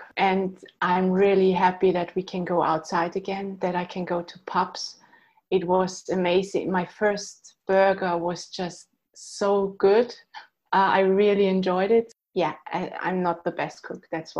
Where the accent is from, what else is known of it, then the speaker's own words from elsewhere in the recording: Austria; now in London, United Kingdom; I always thought I will return to Austria, to my home country, but now I'm not that sure anymore because London is my home.